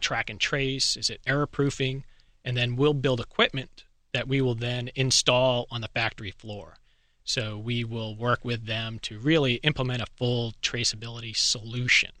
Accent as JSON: {"language": "English", "town": "Boston", "region": "Massachusetts", "country": "United States", "moved": "yes", "said": "I was originally from Boston area"}